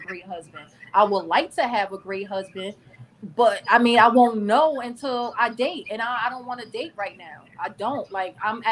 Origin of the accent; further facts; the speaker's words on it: Newark, New Jersey, United States; I'm from Newark